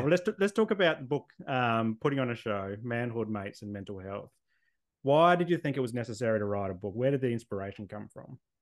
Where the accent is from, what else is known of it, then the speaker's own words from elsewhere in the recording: Adelaide, South Australia, Australia; moved away as an adult; also born or lived in Canberra; now in Sunshine Coast, Australia; I grew up in Adelaide